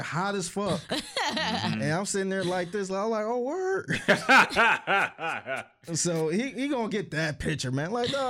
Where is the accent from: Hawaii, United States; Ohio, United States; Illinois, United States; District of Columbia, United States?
Ohio, United States; Cleveland; hey, you from Cleveland? I'm from Cleveland too.